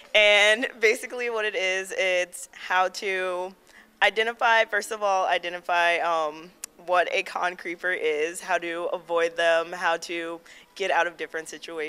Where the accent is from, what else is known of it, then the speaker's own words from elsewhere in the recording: Silver Spring, Maryland, United States; I am from Silver Spring, Maryland.